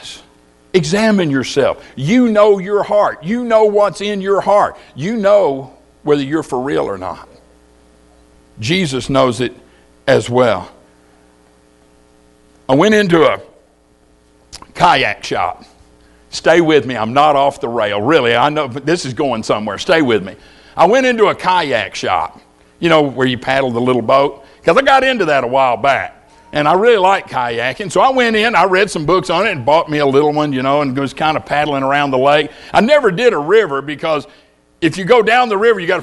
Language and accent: English; Louisiana, United States; When I was a boy growing up in Louisiana